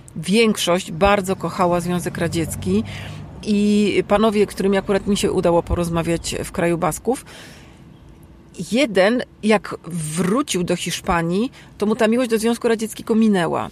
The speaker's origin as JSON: {"language": "Polish", "country": "Poland", "said": "Ja jestem z Polski"}